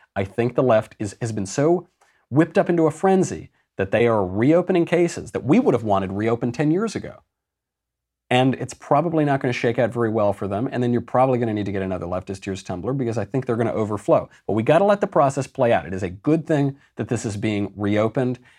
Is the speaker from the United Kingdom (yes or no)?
no; United States; I'm American